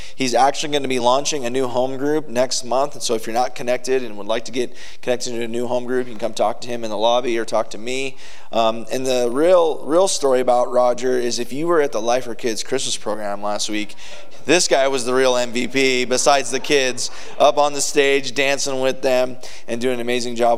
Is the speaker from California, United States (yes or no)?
yes; Southern California, United States; also born or lived in Illinois; born in Illinois, but raised in Southern California.